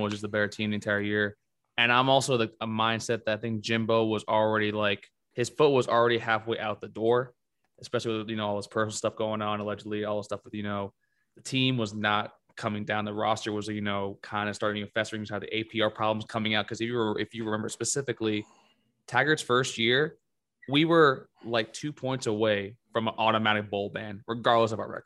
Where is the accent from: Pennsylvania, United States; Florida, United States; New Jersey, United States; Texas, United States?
Florida, United States; Coconut Creek; I'm from Coconut Creek, Florida. It's a vast difference. I hate Deerfield Beach. That's my rival high school.